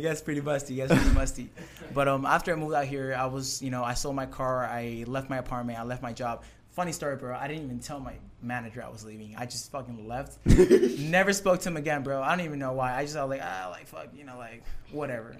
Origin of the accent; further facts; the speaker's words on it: San Diego, California, United States; also born or lived in Tijuana, Mexico; I grew up in San Diego, and I lived in um, Tijuana, Mexico